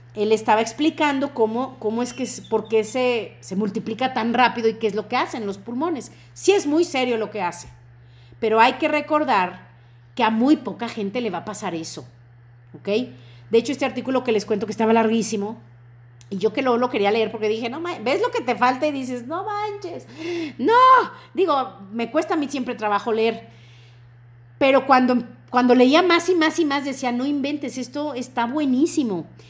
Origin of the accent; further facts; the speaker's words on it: Mexico; tenemos que sentirnos como mexicanos muy bendecidos